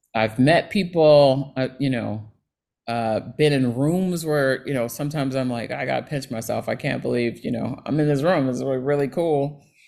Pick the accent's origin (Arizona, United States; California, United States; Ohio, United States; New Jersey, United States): Ohio, United States; Cincinnati; moved away; I grew up in Ohio in Cincinnati